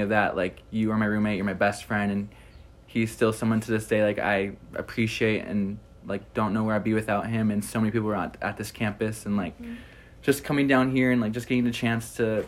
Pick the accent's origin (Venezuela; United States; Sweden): United States; Iron Mountain, Michigan; I'm from Iron Mountain, Michigan, which is in the UP, like 8 hours away from school